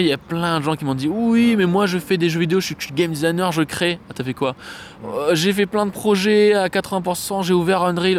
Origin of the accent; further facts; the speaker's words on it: Saint-Denis, Réunion; Je suis né à Saint-Denis, de ah. la Réunion